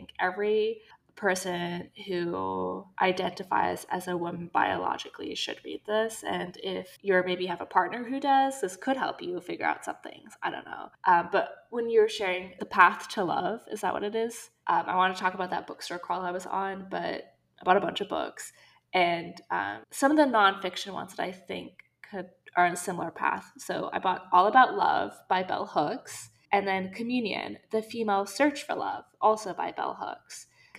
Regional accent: Saudi Arabia; We've mentioned many times that we grew up in Saudi, and so we wanted to focus on this region that's kind of special to us.

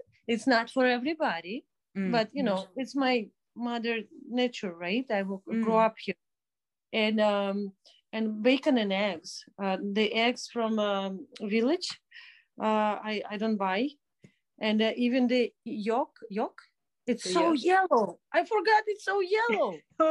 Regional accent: Minsk, Belarus; moved away as an adult; also born or lived in Toronto, Canada; I grew up in Minsk

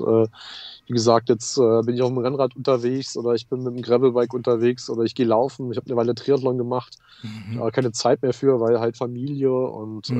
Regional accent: Leipzig, Saxony, Germany; moved away as an adult; now in Ruhr area, Germany; Ich komme aus dem Osten, ja. Ich bin gebürtiger Leipziger, ja.

